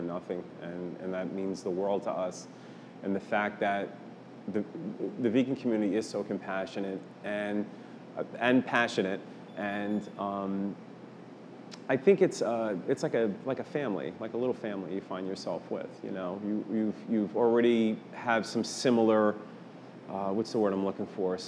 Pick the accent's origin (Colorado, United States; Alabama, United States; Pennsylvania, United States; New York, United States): New York, United States; moved away; I'm originally from New York